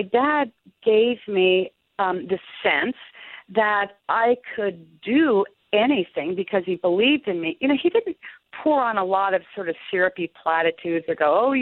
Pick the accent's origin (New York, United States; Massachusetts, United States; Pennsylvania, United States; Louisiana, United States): Massachusetts, United States; outside of Boston; I grew up outside of Boston